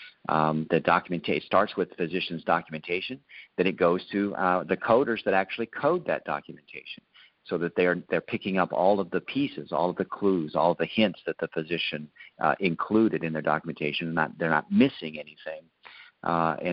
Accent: Ohio, United States; moved away; we're originally from Ohio

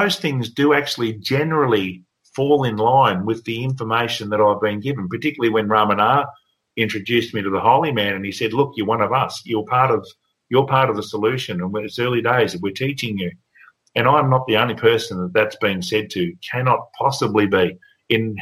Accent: Bairnsdale, Victoria, Australia; moved away as an adult; now in Victoria, Australia; in my hometown of Bairnsdale, I lived on the edge of town

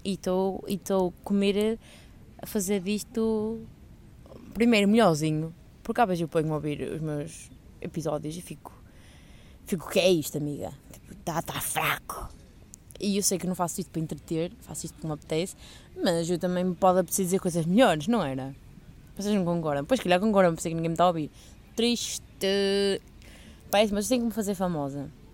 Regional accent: Portugal; moved away; also born or lived in Coimbra; sou de Portugal.

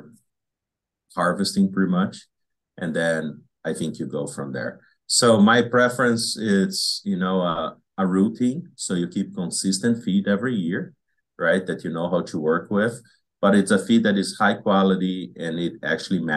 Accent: Brazil; moved away as an adult; now in Wisconsin, United States; I grew up in Brazil where planting alfalfa is very hard.

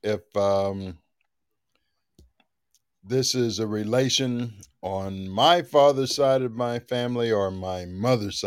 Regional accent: Texas, United States; I am originally a Texan

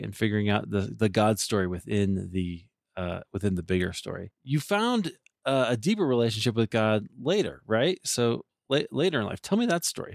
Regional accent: Iowa, United States; moved away; also born or lived in Deerfield, Illinois / Highland Park, Illinois; I grew up in Iowa

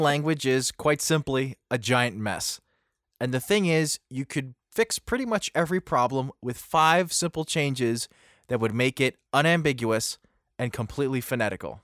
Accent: Pennsylvania, United States; I'm from Pennsylvania and there's a lot of Pennsylvania Dutch speakers

